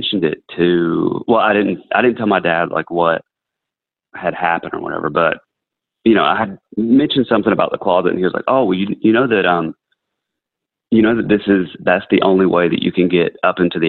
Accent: North Georgia, United States; I grew up in North Georgia near like Cleveland, Helen, that kind of area

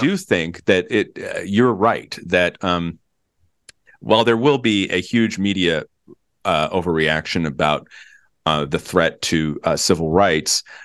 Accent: Virginia, United States; my home state of Virginia

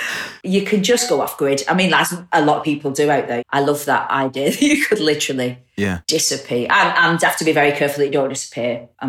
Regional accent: Bolton, North West England, United Kingdom; moved away as an adult; now in Salford, United Kingdom; I'm not a Mancunian. Yeah. I'm from Bolton and I live in Salford.

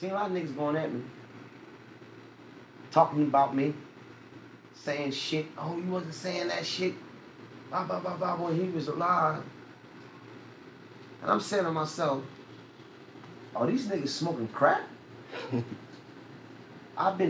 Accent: New York City, New York, United States; I'm from Bedford, Stuyvesant

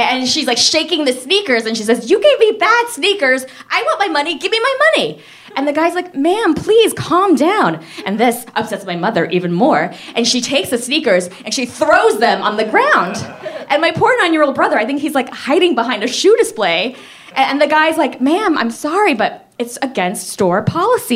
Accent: Miami, Florida, United States; I grew up in Miami. Yeah. 305. 305 till

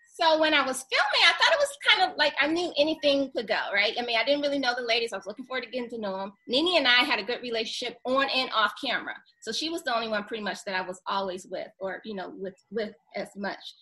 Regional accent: Detroit, Michigan, United States; moved away as an adult; also born or lived in Seattle, Washington; now in Atlanta, United States; growing up in Detroit

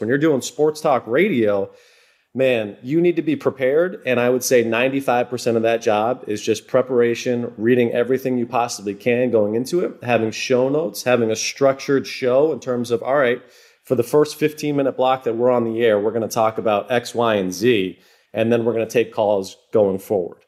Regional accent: Massachusetts, United States; I grew up in New England

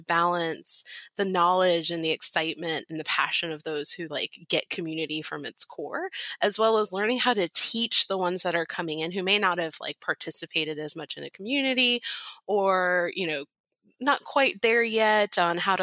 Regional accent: Charleston, South Carolina, United States; moved away as an adult; now in Arlington, United States; I'm originally from Charleston, South Carolina, but with the opportunity to work with HireLogic, I moved to Arlington or the DC area

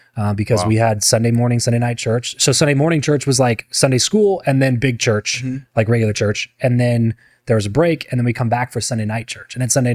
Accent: Lancaster, California, United States; moved away as an adult; now in Las Vegas, United States; grew up in LA area, a town called Lancaster.

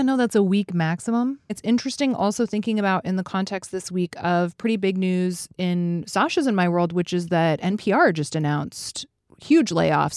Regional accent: Fairbanks, Alaska, United States; now in Chicago, United States; I grew up in Fairbanks, which is about four hundred miles north of Anchorage.

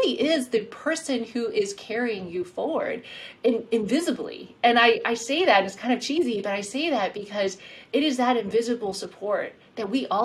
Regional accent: South Carolina, United States; moved away; also born or lived in Queens, New York, United States; my home state

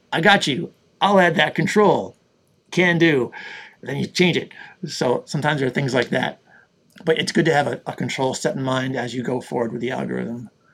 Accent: Buffalo, New York, United States; I grew up in Buffalo, New York

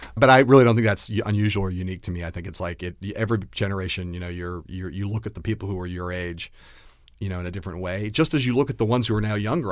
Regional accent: Los Angeles, California, United States; moved away; I grew up in Los Angeles, California.

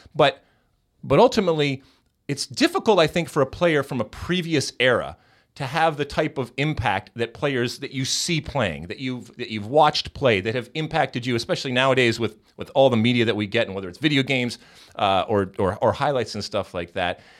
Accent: Midwest, United States; growing up in, uh, in the Midwest in the seventies and eighties

